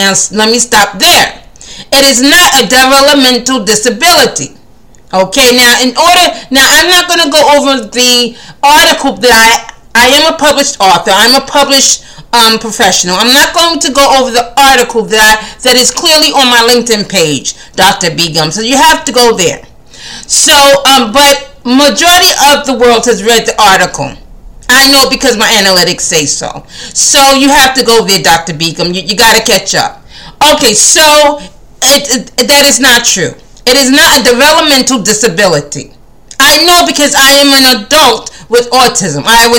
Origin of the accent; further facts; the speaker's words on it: India; And to be quite honest, I am also Indian. I'm just a great mix.